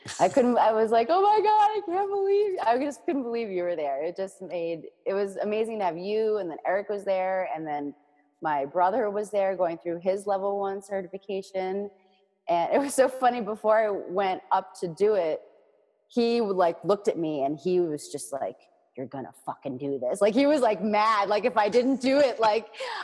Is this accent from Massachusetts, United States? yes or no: yes; Boston, Massachusetts, United States; also born or lived in Northern Virginia; I moved back to my hometown of Boston in 2009